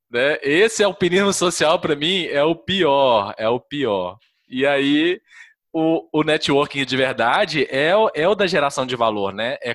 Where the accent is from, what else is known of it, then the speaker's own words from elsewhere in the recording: Minas Gerais, Brazil; eu sou de Minas